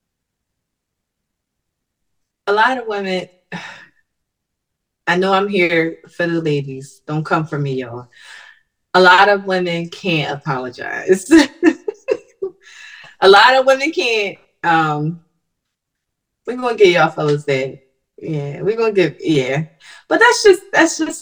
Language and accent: English; Philadelphia, Pennsylvania, United States; the area of Philly where I'm from South Philly. So to see the cost of the house, the small houses, like all of our homes in South Philly was always small